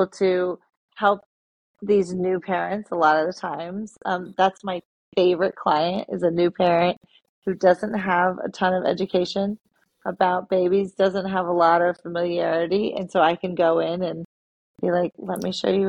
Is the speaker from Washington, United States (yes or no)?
yes; Seattle, Washington, United States; now in Yardley, United States; I don't have family here. I'm from Seattle.